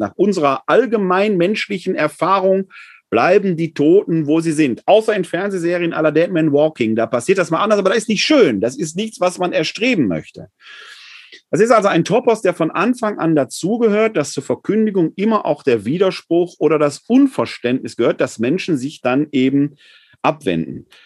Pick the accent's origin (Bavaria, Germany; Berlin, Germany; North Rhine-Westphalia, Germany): North Rhine-Westphalia, Germany; Ruhr area; ich komme mal halt aus dem Ruhrgebiet